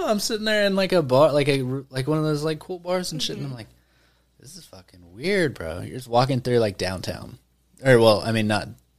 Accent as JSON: {"language": "English", "town": "Mena", "region": "Arkansas", "country": "United States", "also_born_or_lived": "Conway, Arkansas", "moved": "as an adult", "lives_now": "Arlington, United States"}